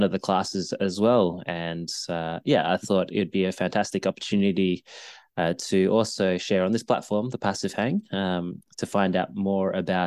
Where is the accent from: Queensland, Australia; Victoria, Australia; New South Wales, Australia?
Victoria, Australia; Melbourne; Melbourne, Australia, my hometown.